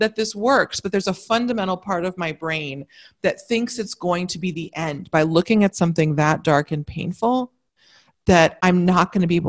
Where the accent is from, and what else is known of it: United States